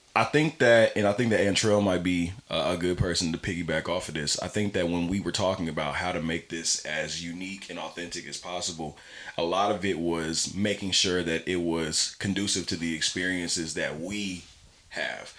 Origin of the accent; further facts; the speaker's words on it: Pasadena, California, United States; I'm not from LA, so I'm from Pasadena